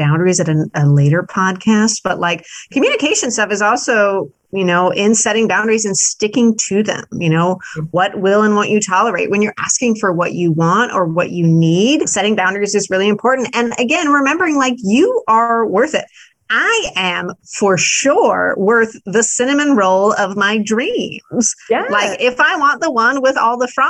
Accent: Midwest, United States; I am a Midwesterner

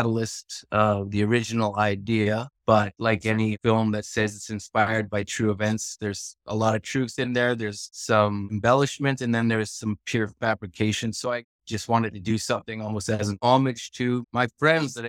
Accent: Edmonton, Alberta, Canada; moved away as an adult; now in Vancouver, Canada; I was actually born and raised in Edmonton

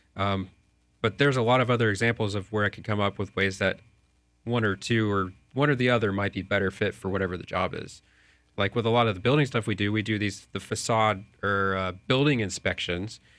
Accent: Lakeland, Florida, United States; also born or lived in Dallas; I'm from Lakeland or Central Florida here

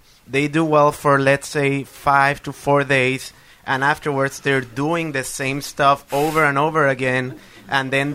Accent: Puerto Rico; moved away as an adult; now in Bethlehem, United States; I'm originally from Puerto Rico. I had to leave due to the hurricane, and I moved to this town

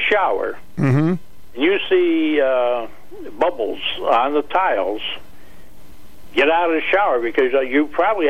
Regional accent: Roswell, New Mexico, United States; now in New London, United States; I'm from Roswell, New Mexico.

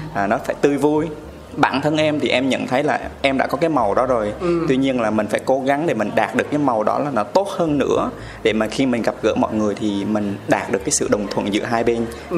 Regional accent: Huế, Thua Thien Hue, Vietnam; accent: Huế; now in Ho Chi Minh City, Vietnam; em ờ, sinh ra và lớn lên ở Huế. Em là ừ. người Huế chính gốc

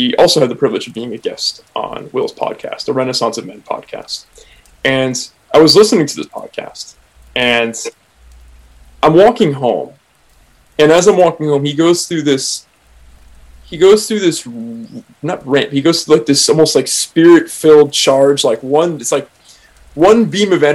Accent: Oakland, California, United States; I'm from Oakland

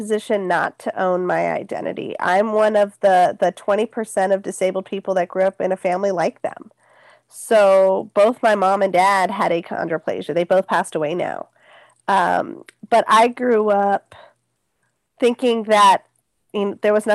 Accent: Bay Area, California, United States; I grew up in the Bay Area

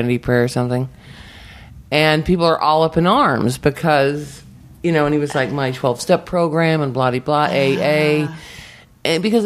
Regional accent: San Diego, California, United States; moved away as an adult; also born or lived in New York; now in Los Angeles, United States; I grew up in San Diego. My parents are from New York. And then I moved to New York when I was 20

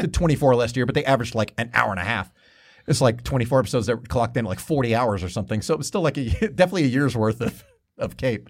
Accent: Lakewood, New Jersey, United States; I grew up in Lakewood, New Jersey

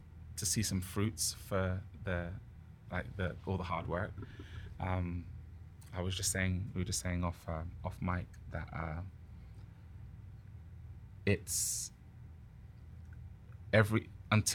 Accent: Southampton, South East England, United Kingdom; also born or lived in Ghana; now in Vancouver, Canada; the BBC Introducing DJ in Southampton, my hometown

